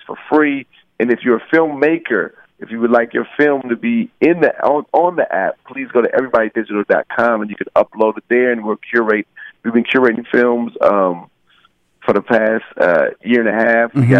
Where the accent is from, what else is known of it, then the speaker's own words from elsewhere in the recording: Rialto, California, United States; the name stems from the area that I grew up in Rialto, California. It was mm-hmm. a pretty kind of rough pocket at the time.